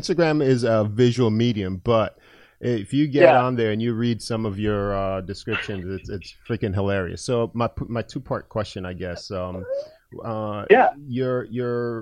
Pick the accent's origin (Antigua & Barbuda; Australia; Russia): Antigua & Barbuda; I'm from Antigua, a small island in the Caribbean.